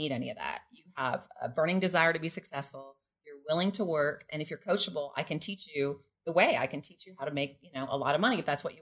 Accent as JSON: {"language": "English", "country": "Canada", "moved": "as an adult", "lives_now": "Mexico", "said": "I am Canadian."}